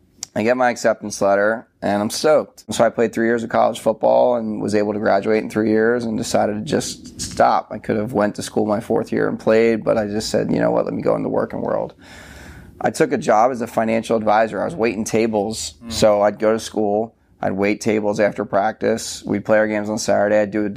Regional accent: New Jersey, United States; also born or lived in Philadelphia; So I grew up in New Jersey. I was born in Philadelphia, raised in South Jersey.

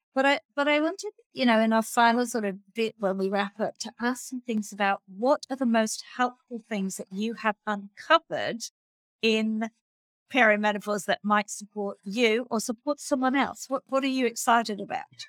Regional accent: Australia; as an Australian

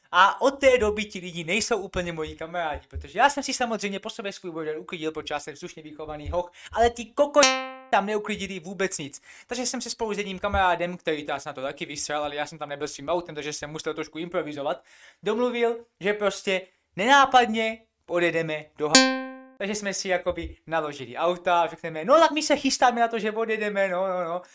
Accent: Czechia; jsem Čech

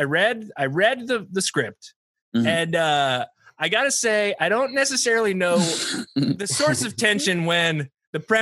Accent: eastern coast of North Carolina, United States; moved away; I'm from North Carolina, and the eastern coast of North Carolina

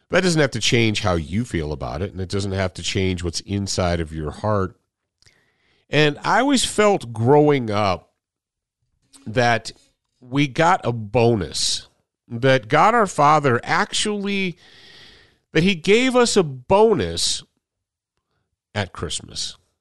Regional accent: Michigan, United States; moved away; we grew up in Michigan when I was a little kid. When I was a little kid and was in elementary school and junior high and so forth, we were in Michigan

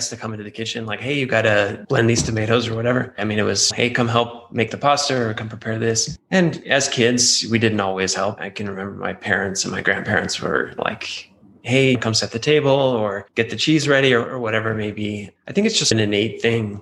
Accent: Albuquerque, New Mexico, United States; I grew up here in Albuquerque

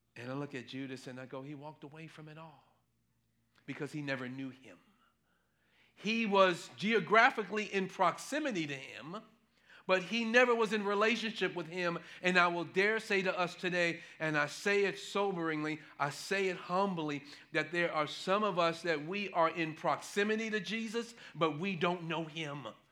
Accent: New York City, New York, United States; growing up in Manhattan, no, growing up in New York City, in Manhattan

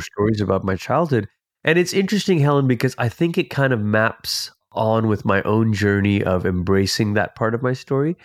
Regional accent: Malaysia; also born or lived in Portland, Oregon, United States; now in United States; I'm originally from Malaysia. It's where I'm from.

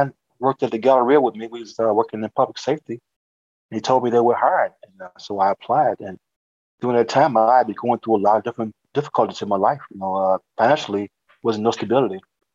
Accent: St. Louis, Missouri, United States; Born and raised in St. Louis, grew up downtown the Cochran Projects

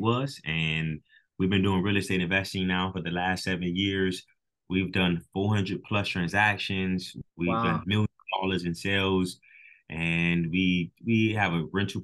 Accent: Miami, Florida, United States; We were born and raised in Miami, Florida. We still live down here.

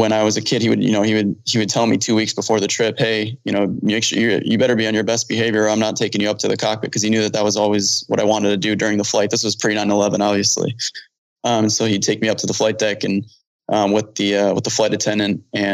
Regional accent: Chicago, Illinois, United States; now in Phoenix, United States; So I grew up in Chicago. I grew up near O'Hare in the suburbs of Chicago, near O'Hare. So I grew up near O'Hare

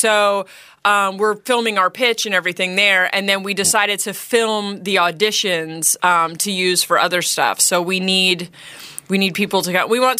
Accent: Portland, Oregon, United States; now in Philadelphia, United States; I'm originally from Portland. I've lived my whole life between Philly and Portland.

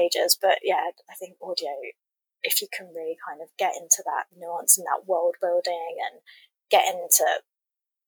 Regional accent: England, United Kingdom; I'm from England. We would listen to the BBC radio dramas growing up.

